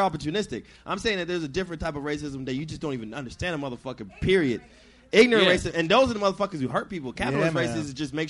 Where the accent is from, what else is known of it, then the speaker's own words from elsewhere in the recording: Seattle, Washington, United States; also born or lived in Louisiana; growing up in Seattle, like, I got to grow up around a lot of niggas and then different types of people. And then growing up and also in Louisiana during the summer, I saw a lot of people.